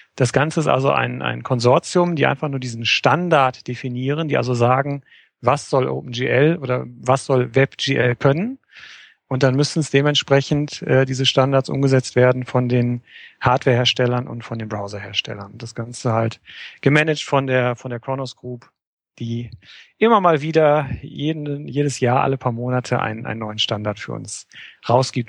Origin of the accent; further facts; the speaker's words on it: Oberhausen, North Rhine-Westphalia, Germany; ich komme aus dem schönen Oberhausen